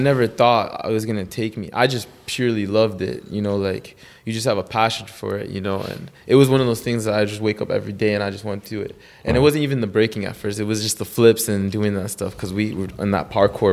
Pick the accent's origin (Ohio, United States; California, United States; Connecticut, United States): Connecticut, United States; New Haven; moved away as an adult; also born or lived in Miami / Switzerland / Netherlands; I'm originally from New Haven, in West Haven.